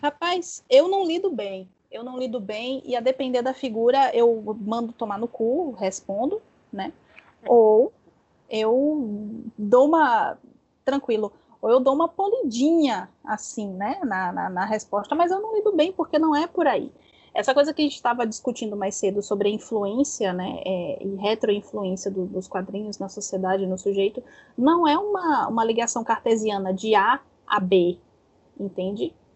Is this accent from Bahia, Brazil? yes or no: yes; Bahia, Brazil; accent: Baiano; Eu sou baiana